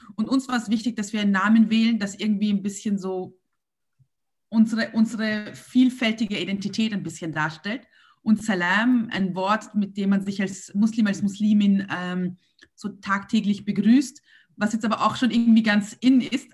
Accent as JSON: {"language": "German", "region": "Vienna", "country": "Austria", "said": "als Wiener und als Österreicher"}